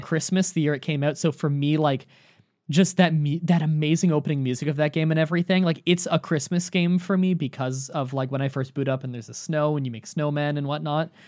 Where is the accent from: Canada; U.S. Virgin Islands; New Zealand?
Canada; I'm Canadian